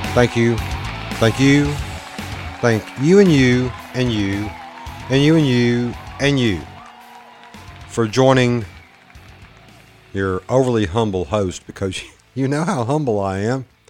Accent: the South, United States; accent: Southern redneck; my little Southern boy, my little redneck accent

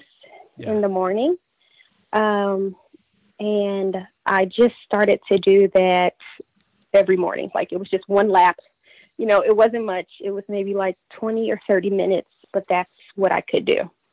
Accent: Indianapolis, Indiana, United States; I am born and raised in Indianapolis, Indiana

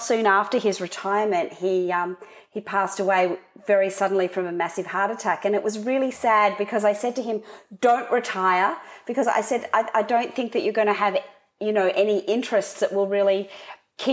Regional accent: Sydney, New South Wales, Australia; also born or lived in Canberra, Australian Capital Territory; I was born in Canberra, which is the capital in Australia. And I moved to Sydney as a young girl to go to school

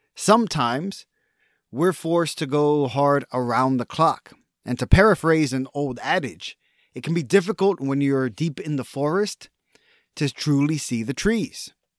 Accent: Texas, United States; as a Texan

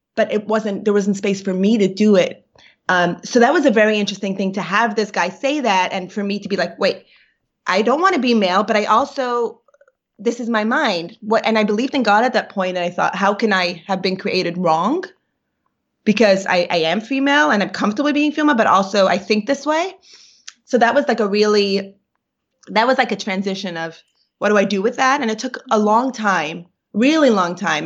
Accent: New York, United States; first language Yiddish; English is a second language; I grew up in Brooklyn

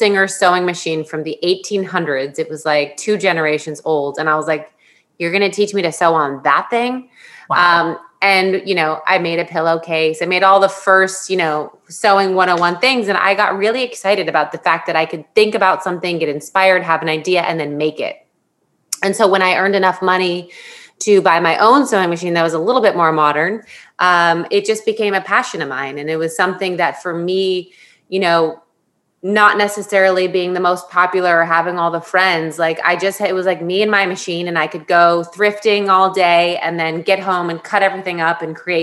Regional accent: Florida, United States; moved away as an adult; also born or lived in San Diego, California; now in New York City, United States; I was born in San Diego. And then we were transplants to Florida for about 8 years before I hightailed it out of there at the age of 18

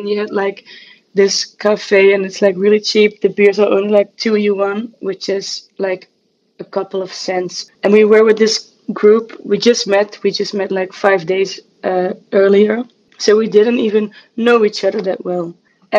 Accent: Netherlands; also born or lived in Amsterdam; I'm from the Netherlands and I live in Amsterdam

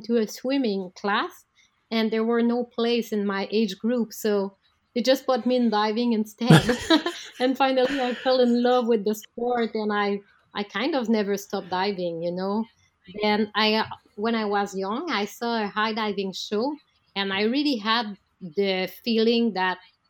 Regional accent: Canada; I'm a Canadian high diver

